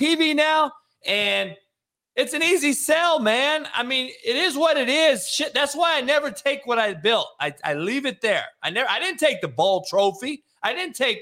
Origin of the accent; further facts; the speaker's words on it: Compton, California, United States; I'm from Compton, man. I grew up with all brothers.